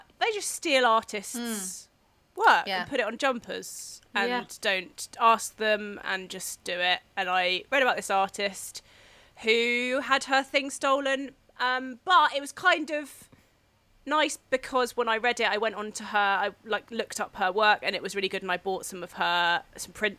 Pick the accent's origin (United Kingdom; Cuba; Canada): United Kingdom; Devon, South West England; the village that I grew up in Devon